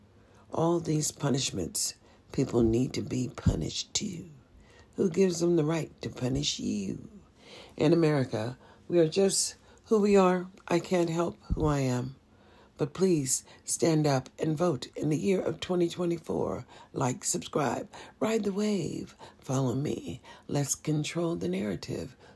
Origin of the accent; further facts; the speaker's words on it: United States; also born or lived in Nevada; As an American